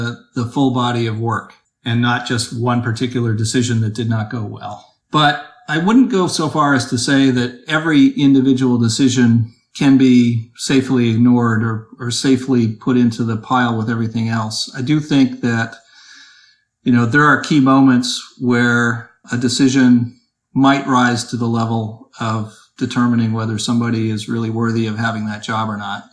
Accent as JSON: {"language": "English", "town": "Toronto", "region": "Ontario", "country": "Canada", "tie": "born or raised there", "moved": "as an adult", "lives_now": "Boston, United States", "said": "I actually grew up in the Toronto area and moved to Boston when I was 25."}